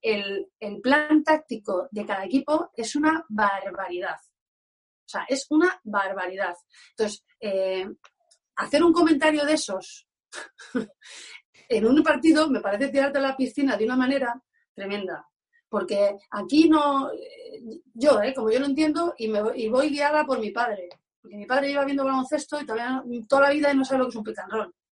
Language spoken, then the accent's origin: Spanish; Alcobendas, Community of Madrid, Spain; moved away; also born or lived in Basque Country; me quedo aquí en mi casita, Alcobendas, que me fui muy, muy, muy pronto y ahora estoy disfrutando de, de, mi pueblo y de mi familia